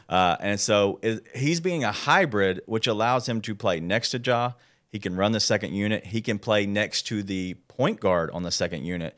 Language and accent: English; Memphis, Tennessee, United States; grew up here in Memphis, born